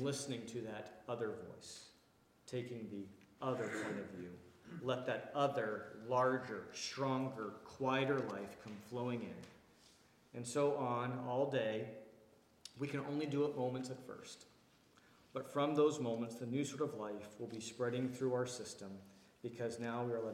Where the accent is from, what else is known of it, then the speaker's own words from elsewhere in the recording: Washington, District of Columbia, United States; moved away; I come from the Washington, D.C. area where we spend a lot of money on how we look and how we dress